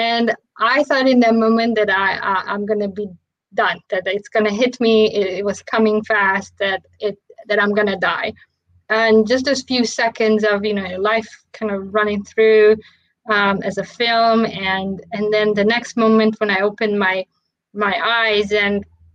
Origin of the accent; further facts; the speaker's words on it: Romania; moved away; when I was growing up in Romania